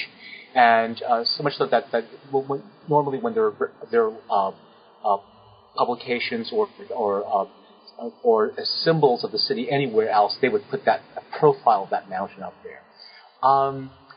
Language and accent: English; New York City, New York, United States; moved away; also born or lived in Osh; I grew up in New York City